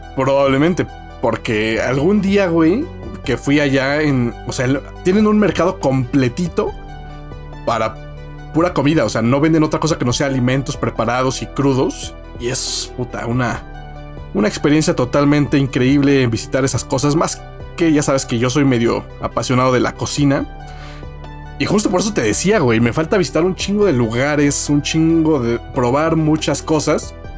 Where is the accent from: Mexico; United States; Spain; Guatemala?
Mexico; Como buen mexicano